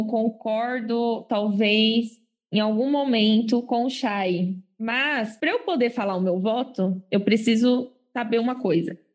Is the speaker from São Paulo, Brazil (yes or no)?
yes; Osasco, São Paulo, Brazil; meu passaporte é outro, eu sou de Osasco e eu estou trazendo a moda do exterior para cá.